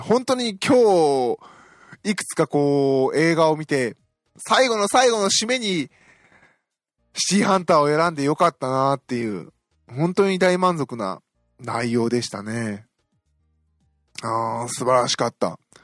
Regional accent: Osaka, Japan; moved away as an adult; now in Tokyo, Japan; 私大阪出身なので

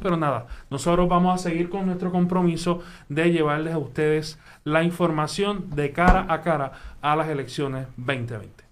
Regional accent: Puerto Rico; como puertorriqueños y puertorriqueñas

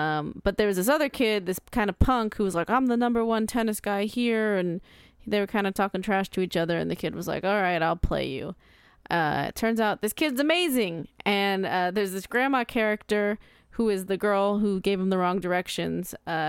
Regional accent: United States; I'm American.

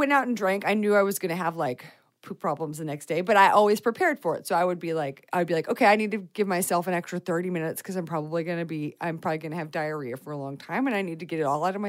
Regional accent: Texas, United States; moved away; I'm from Texas

